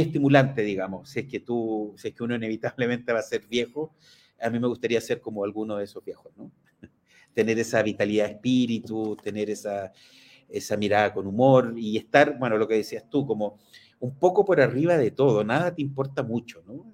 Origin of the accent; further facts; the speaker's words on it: Chile; quiénes somos los chilenos